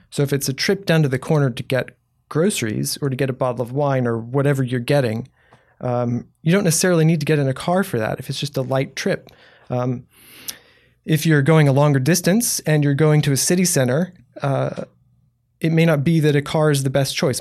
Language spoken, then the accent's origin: English; Houston, Texas, United States; also born or lived in New Braunfels; now in San Marcos, United States; I grew up in Houston